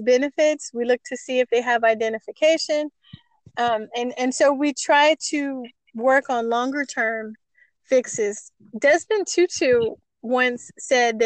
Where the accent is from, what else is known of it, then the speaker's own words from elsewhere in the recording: El Paso, Texas, United States; also born or lived in Los Angeles, California; my hometown of El Paso, Texas.